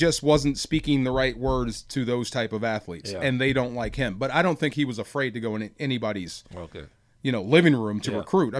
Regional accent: Bay Area, California, United States; we're all from the Bay Area.

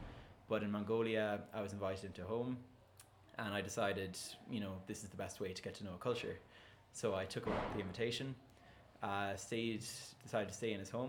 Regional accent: Ireland; But being Irish, half a bottle of vodka wasn't really enough to get me drunk.

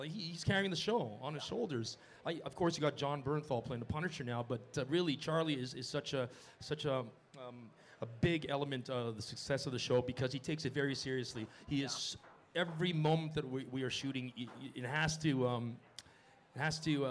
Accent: Montreal, Quebec, Canada; moved away; I was freezing in Montreal growing up

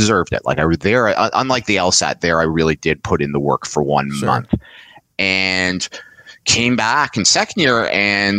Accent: Montreal, Quebec, Canada; moved away as an adult; also born or lived in London, Ontario; I grew up in Montreal

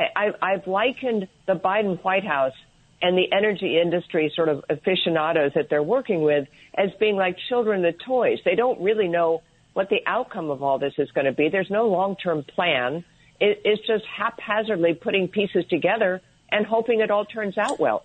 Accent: Sharon, Connecticut, United States; I grew up in Sharon, Connecticut

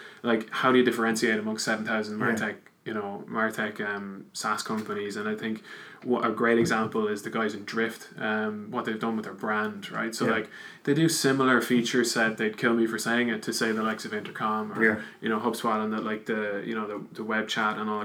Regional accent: Wexford, Leinster, Ireland; now in Dublin, Ireland; I'm actually from Wexford, but based in Dublin.

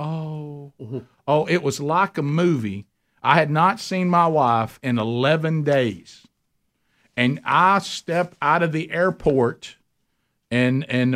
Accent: Alabama, United States

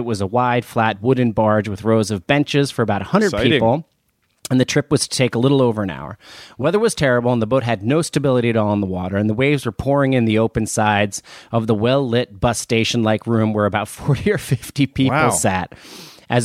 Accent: New Jersey, United States; I am from New Jersey, but I have been lucky enough to have been traveled there a lot in my 20s

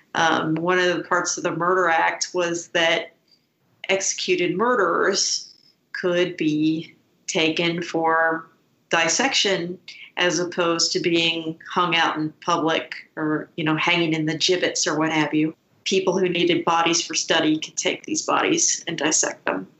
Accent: Scotland, United Kingdom; I was born in Scotland.

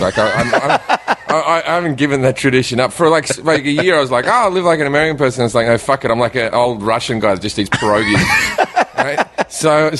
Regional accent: Australia; moved away as an adult; now in United States; as an Australian

